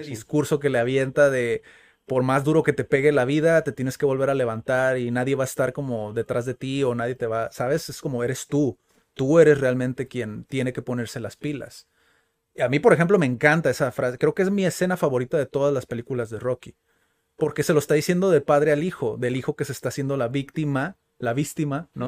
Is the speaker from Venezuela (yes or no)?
no; Mexico; Como buenos mexicanos.